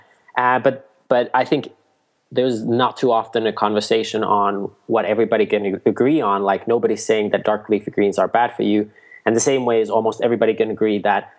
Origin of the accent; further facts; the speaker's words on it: Nokia, Pirkanmaa, Finland; I grew up near Nokia, Finland, you know, like the phone